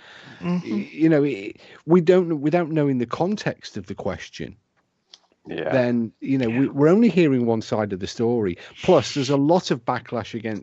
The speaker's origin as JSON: {"language": "English", "country": "United Kingdom", "accent": "British", "said": "my British accent"}